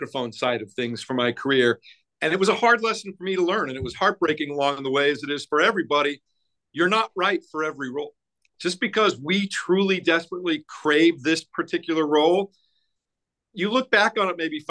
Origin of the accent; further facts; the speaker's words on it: Denver, Colorado, United States; moved away as an adult; also born or lived in Boston / Salt Lake City; I grew up in Colorado, in Denver, on the Front Range